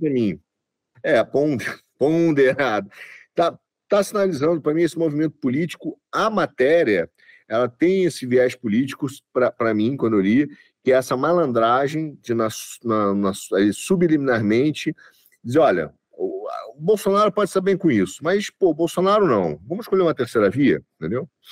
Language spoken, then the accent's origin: Portuguese; Rio de Janeiro, Brazil; eu nasci no Rio, você sabe, dá para notar